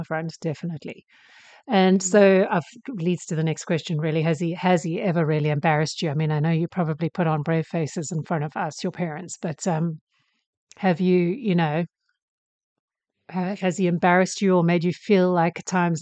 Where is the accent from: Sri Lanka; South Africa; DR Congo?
South Africa; moved away; I grew up in South Africa